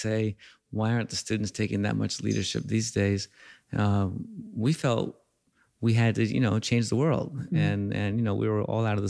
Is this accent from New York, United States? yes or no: yes; New York City, New York, United States; I grew up in East Harlem.